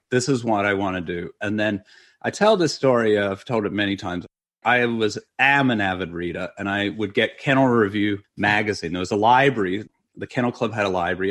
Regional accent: Australia; moved away as an adult; also born or lived in Los Angeles, United States; now in United States; I had gone almost eighteen years between the time I left Australia and the time I saw my family

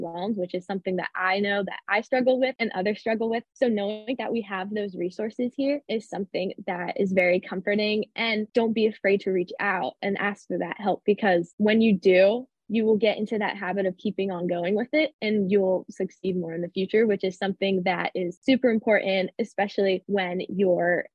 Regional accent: Easton, United States; I'm from the area. I am from Easton, which is about 25, 30 minutes from campus

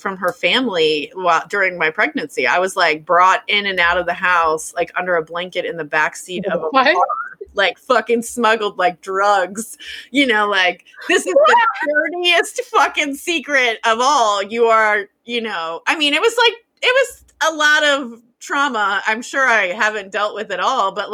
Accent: United States

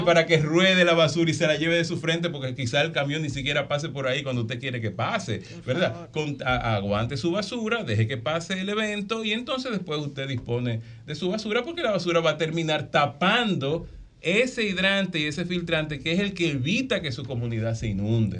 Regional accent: San Cristóbal, Dominican Republic; San Cristóbal, mi pueblo

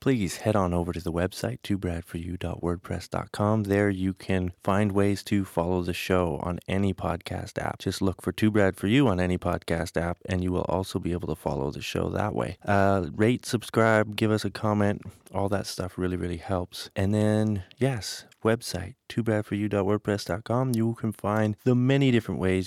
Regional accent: Calgary, Alberta, Canada; Calgary, my hometown

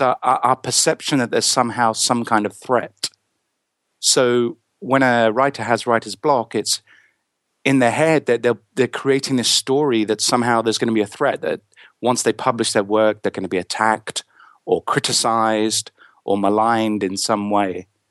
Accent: England, United Kingdom; I'm from England in the United Kingdom

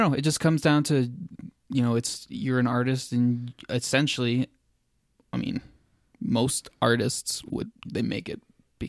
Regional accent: Mexico City, Mexico; Just trying to honor my caretaker that took care of me when I was growing up in Mexico City.

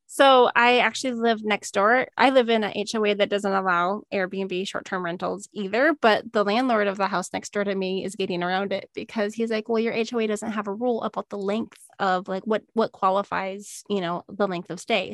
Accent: Minnesota, United States; moved away as an adult; also born or lived in Missouri / Illinois / Arizona; I'm from Minnesota

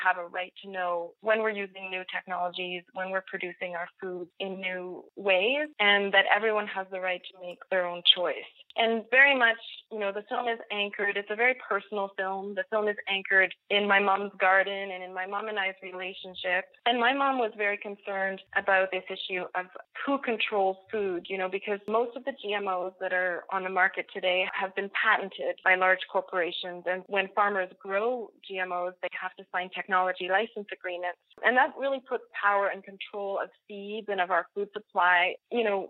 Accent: Nova Scotia, Canada; I'm French-Canadian and I grew up in Nova Scotia, which is the easternmost province

